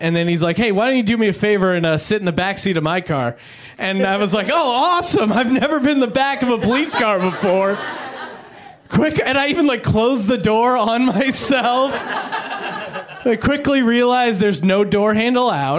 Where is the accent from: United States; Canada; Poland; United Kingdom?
United States; Pennsylvania; moved away; I'm originally from Pennsylvania